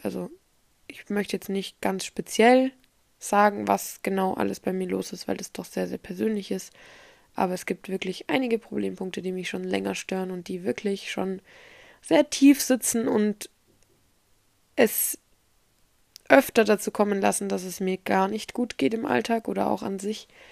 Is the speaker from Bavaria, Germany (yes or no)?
yes; Erlangen, Bavaria, Germany; bei uns in Erlangen